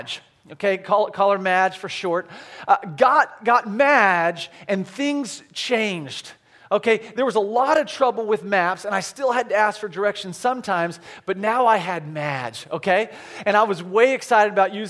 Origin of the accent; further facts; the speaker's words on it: Branson, Missouri, United States; now in Orlando, United States; I'm from Branson, Missouri, and Branson, Missouri is another tourist town